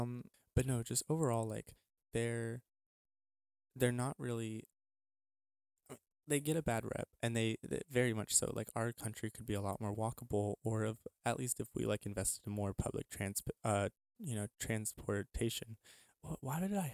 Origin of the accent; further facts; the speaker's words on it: El Paso, Texas, United States; moved away; also born or lived in Midwest; my hometown of El Paso